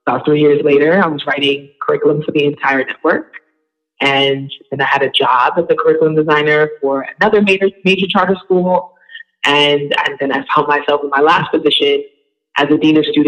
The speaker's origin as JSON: {"language": "English", "town": "New York City", "region": "New York", "country": "United States", "tie": "born or raised there", "also_born_or_lived": "Long Island, New York", "said": "I'm from Brooklyn, New York"}